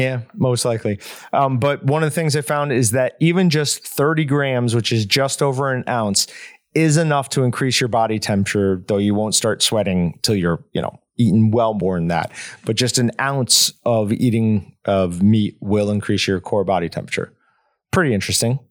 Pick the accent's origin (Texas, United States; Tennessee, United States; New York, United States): New York, United States; growing up in New York, I knew a couple kids I went to school with were already, like, vegans